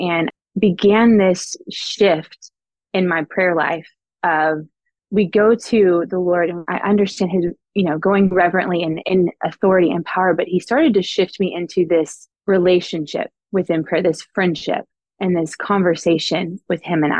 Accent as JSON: {"language": "English", "town": "Houston", "region": "Texas", "country": "United States", "also_born_or_lived": "Queens, New York", "moved": "as an adult", "lives_now": "New York City, United States", "said": "I'm originally from Houston, Texas."}